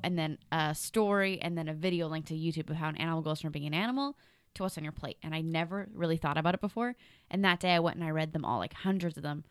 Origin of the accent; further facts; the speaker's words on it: Canada; now in Los Angeles, United States; growing up in Canada